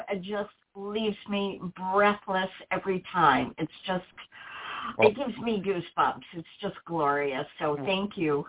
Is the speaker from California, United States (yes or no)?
no; New York City, New York, United States; The date of birth is May 14, 1953, and I was born in New York City, 9:58 a.m.